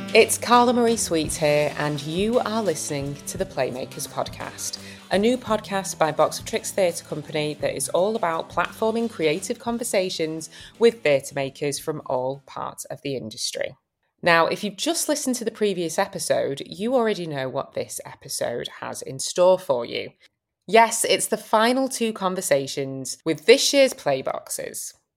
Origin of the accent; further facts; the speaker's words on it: Manchester, North West England, United Kingdom; moved away; also born or lived in London; I'm originally from Manchester, but I moved back about five years ago